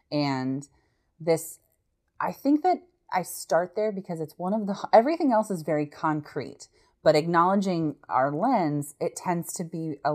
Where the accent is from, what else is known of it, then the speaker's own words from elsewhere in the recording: United States; as an American